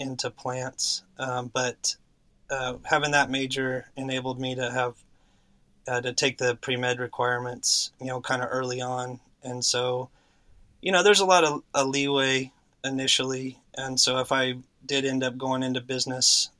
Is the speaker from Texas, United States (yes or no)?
yes; Texas, United States; also born or lived in Oklahoma / Houston, Texas; now in San Antonio, United States; we got down to Texas pretty quick, and I've spent most of my life here